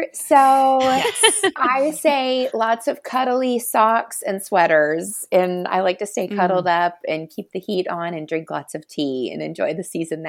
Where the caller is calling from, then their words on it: Wisconsin, United States; Yes, I'm tuning in from West Dallas, Wisconsin, which is just right on the edge of Milwaukee.